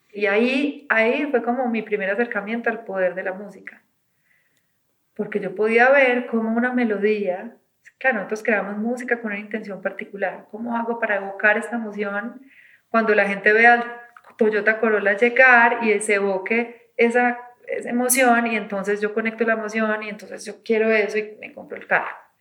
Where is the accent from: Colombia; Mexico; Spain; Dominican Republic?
Colombia; Medellín, Antioquia; Yo nací en los ochentas en Medellín